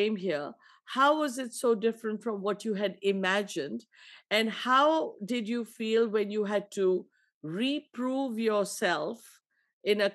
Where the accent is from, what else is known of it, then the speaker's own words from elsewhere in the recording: India; now in United States; I'm from India, came here in 1982.